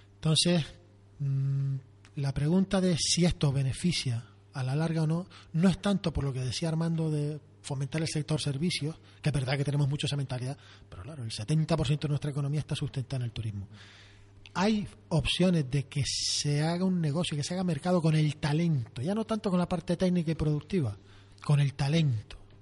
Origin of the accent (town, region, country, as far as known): Canary Islands, Spain